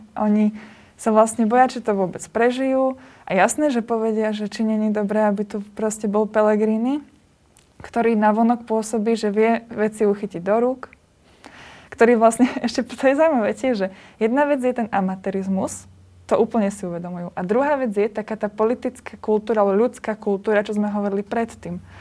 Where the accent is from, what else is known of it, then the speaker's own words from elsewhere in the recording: Liptov, Žilina Region, Slovakia; my sme z Liptova